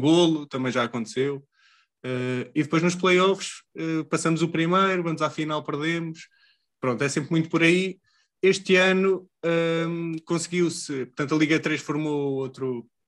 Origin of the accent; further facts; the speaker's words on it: Leiria, Centro, Portugal; eu sou de Leiria